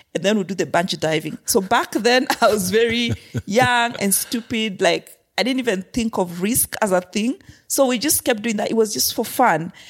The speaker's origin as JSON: {"language": "English", "country": "Kenya", "tie": "born or raised there", "also_born_or_lived": "Zimbabwe / Afghanistan / Haiti / Myanmar", "said": "So, I grew up in Kenya. I was born in Kenya, grew up in Kenya a good part of my life"}